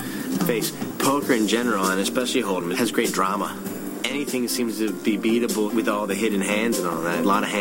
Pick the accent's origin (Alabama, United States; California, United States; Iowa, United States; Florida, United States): California, United States; South Orange County; I grew up in South Orange County in California.